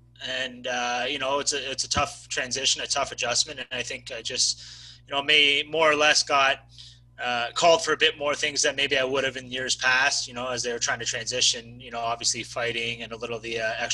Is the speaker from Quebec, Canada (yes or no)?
no; LaSalle, Ontario, Canada; also born or lived in Mississauga, Ontario; the town of LaSalle, that's where I'm from. I was born in Mississauga, but I moved down here, about 4 or 5 years old